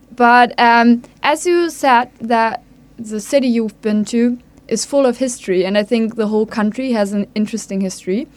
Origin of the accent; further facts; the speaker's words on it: Hamburg, Germany; I'm from Hamburg